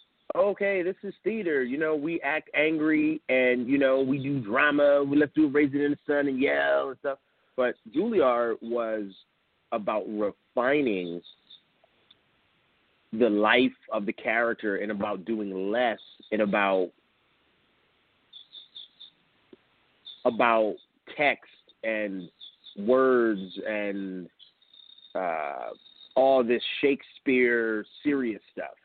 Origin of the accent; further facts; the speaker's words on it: Philadelphia, Pennsylvania, United States; moved away; I'm from West Philly.